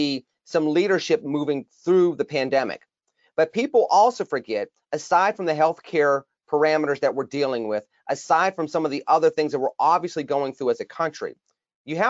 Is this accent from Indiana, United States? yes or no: no; Pittsburgh, Pennsylvania, United States; my hometown of Pittsburgh